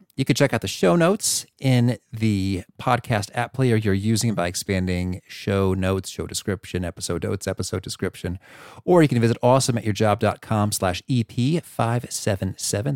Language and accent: English; Central Illinois, United States; So I grew up in Central Illinois